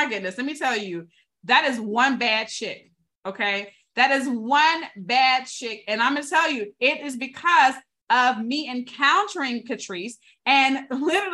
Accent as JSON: {"language": "English", "region": "the South", "country": "United States", "tie": "born or raised there", "said": "I was born in the South"}